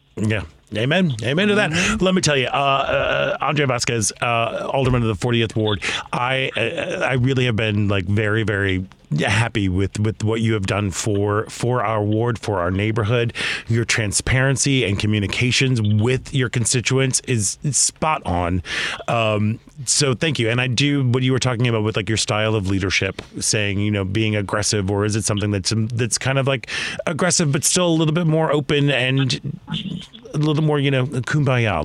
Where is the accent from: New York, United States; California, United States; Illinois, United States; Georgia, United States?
Illinois, United States; Chicago; as a Chicagoan